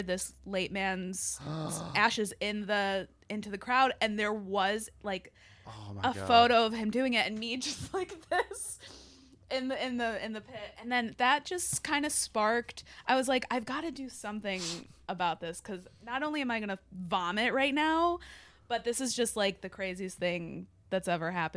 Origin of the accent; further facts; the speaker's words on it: Chicago, Illinois, United States; I'm from Chicago